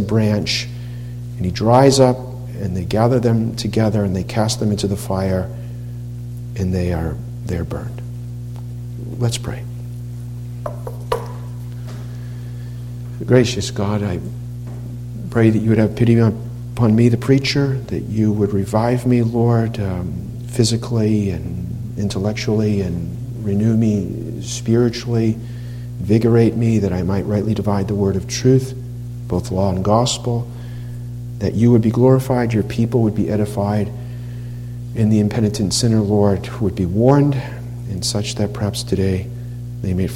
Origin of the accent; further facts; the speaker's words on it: Massachusetts, United States; When I grew up in Massachusetts